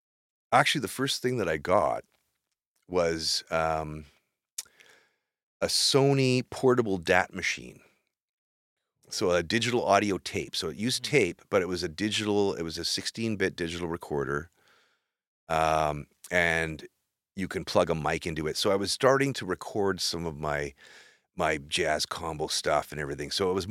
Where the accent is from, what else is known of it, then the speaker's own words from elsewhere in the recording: Maple Ridge, British Columbia, Canada; also born or lived in Vancouver; now in Kamloops, Canada; I grew up in Maple Ridge.